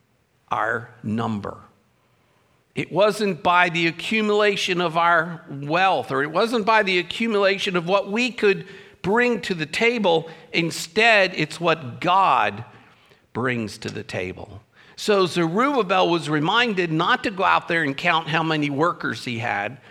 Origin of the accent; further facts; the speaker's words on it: Baltimore, Maryland, United States; I'm a Baltimorean. I told you that. I was born in Baltimore. I grew up listening to the Baltimore Orioles play